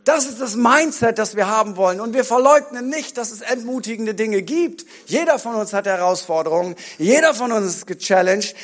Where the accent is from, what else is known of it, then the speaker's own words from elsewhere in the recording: Bremen, Germany; bei uns in Bremen